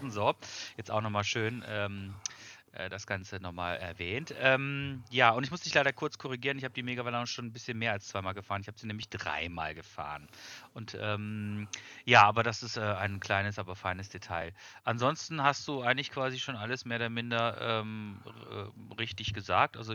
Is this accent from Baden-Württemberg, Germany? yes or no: yes; Freiburg im Breisgau, Baden-Württemberg, Germany; born there; Äh, ich komme gebürtig aus Freiburg im Breisgau.